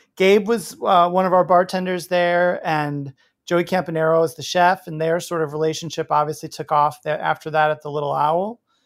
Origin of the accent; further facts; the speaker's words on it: Oak Park, Illinois, United States; also born or lived in Wisconsin / New York City; now in Portland, United States; I grew up in Oak Park, uh, in River Forest, Illinois, uh, west suburbs of Chicago